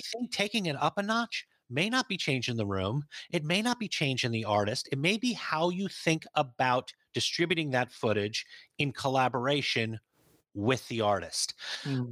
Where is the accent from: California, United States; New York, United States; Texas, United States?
New York, United States; I'm from New York